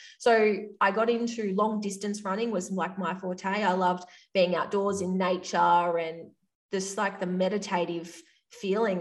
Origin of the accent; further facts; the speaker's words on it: Victoria, Australia; accent: Australian; I grew up in a small country town at the top of Victoria in Australia. If you can't tell from my accent, like I am Australian.